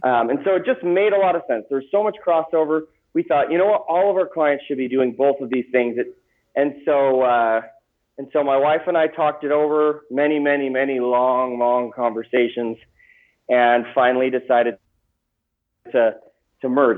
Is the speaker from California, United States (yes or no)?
no; Gilbert, Arizona, United States; I grew up in Phoenix, Arizona, um, in a place called Gilbert